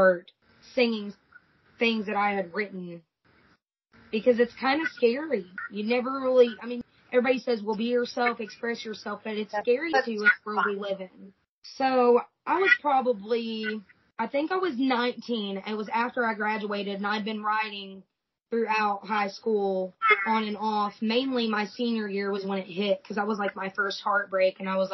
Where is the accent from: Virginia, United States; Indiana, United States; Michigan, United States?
Indiana, United States; Austin; I grew up in Austin, Indiana. Went to school there my whole life